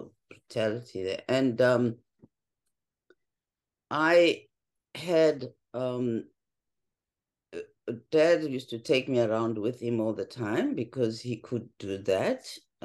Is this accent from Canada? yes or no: no; South Africa; For me as a kid, it was, I think I can use the word because of the context, a more privileged background than my fellow South Africans.